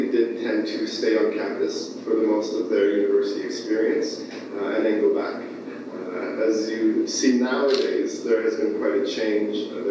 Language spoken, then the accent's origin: English; Toronto, Ontario, Canada; moved away as an adult; now in New Brunswick, Canada; I grew up in Toronto